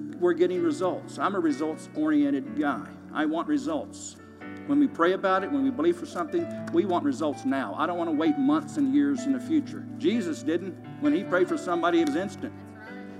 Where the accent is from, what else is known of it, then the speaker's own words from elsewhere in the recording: Kentucky, United States; moved away as an adult; now in Tulsa, United States; I'm originally from Kentucky, and I've been here since 1977 now. I was recruited to play basketball at Oral Roberts University out of Kentucky